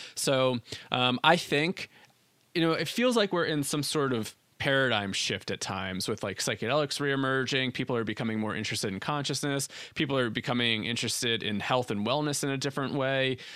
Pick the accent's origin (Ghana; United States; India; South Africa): United States; New Jersey; I grew up in New Jersey.